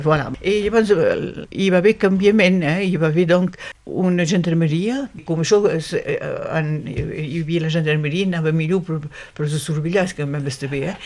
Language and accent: Catalan; Occitania, France; som catalans